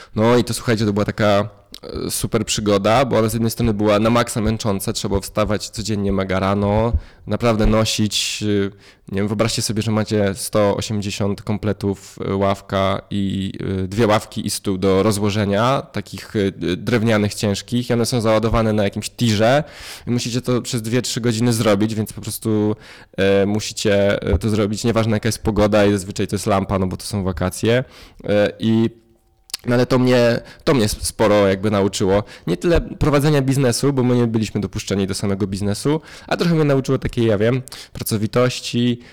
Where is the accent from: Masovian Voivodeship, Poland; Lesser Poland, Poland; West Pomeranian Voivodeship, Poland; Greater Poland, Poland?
Masovian Voivodeship, Poland; a village near Warsaw; Ja się wychowałem na wsi yy, pod Warszawą. To jest 35 km od rogatek Warszawy